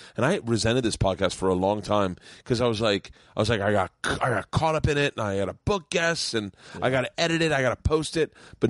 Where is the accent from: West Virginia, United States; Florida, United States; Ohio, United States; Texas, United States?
Florida, United States; Tampa; Of Tampa.